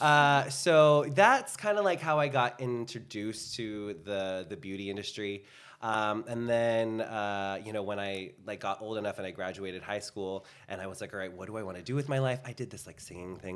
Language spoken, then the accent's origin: English; Bay Area, California, United States; now in Los Angeles, United States; I'm from the Bay Area